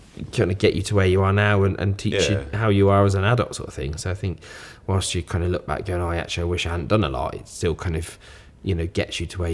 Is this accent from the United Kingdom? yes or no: yes; Worcester, West Midlands, United Kingdom; also born or lived in Bristol; Born and bred in Worcester. Moved to Bristol for 3 years just to go to uni, but yeah, always been in Worcester.